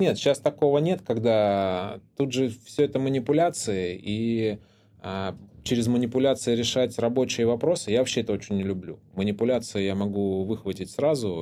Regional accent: Anapa, Krasnodar Krai, Russia; я рос в Анапе

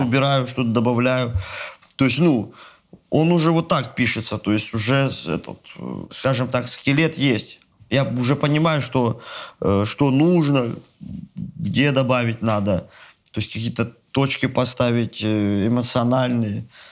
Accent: Astrakhan, Astrakhan Oblast, Russia; я причем из Астрахани

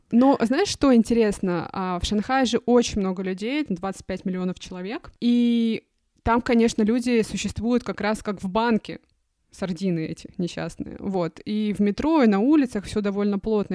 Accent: Khabarovsk, Khabarovsk Krai, Russia; moved away; Я сама родом из Хабаровска

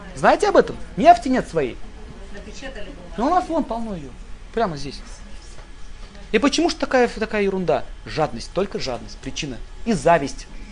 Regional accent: Russia; мы родились в России

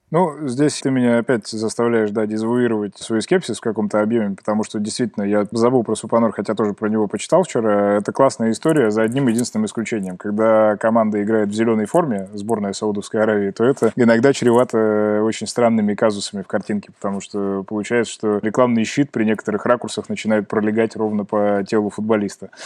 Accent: Kemerovo, Kemerovo Oblast, Russia; моего родного города Кемерово

